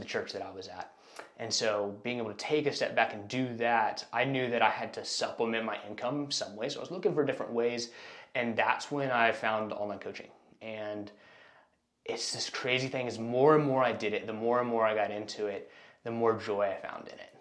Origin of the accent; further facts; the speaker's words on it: Austin, Texas, United States; moved away as an adult; now in Houston, United States; I was born and raised in Austin, Texas. Um, I moved here to Houston about 10 years ago now